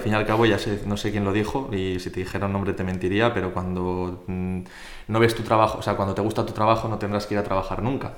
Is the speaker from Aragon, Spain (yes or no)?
yes; Zaragoza, Aragon, Spain; also born or lived in Poland / Bilbao / Huesca; soy de aquí de Zaragoza de toda la vida